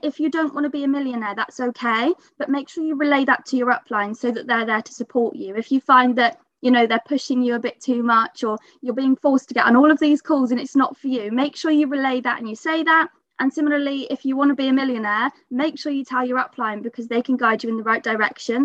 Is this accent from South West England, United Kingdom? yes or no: yes; Bath, South West England, United Kingdom; I'm 23 from Bath.